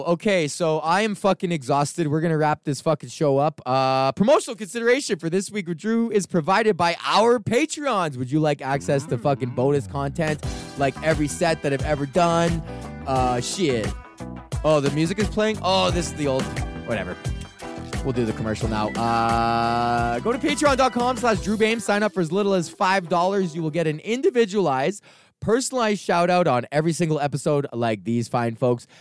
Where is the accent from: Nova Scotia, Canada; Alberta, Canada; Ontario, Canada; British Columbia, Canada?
Alberta, Canada; Edmonton; moved away; I was born and raised in Edmonton. This is my hometown.